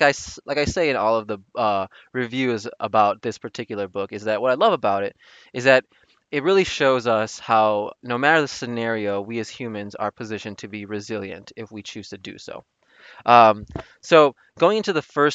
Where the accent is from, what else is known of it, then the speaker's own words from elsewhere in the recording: Chicago, Illinois, United States; going to school and growing up in Chicago